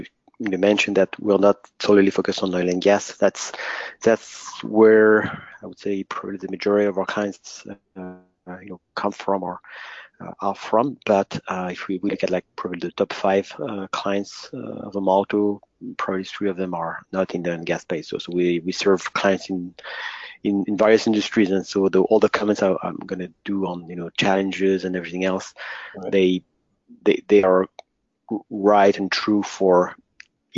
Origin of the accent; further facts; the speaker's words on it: France; accent: French; English is a second language; I'm French, as you will soon figure out by my accent.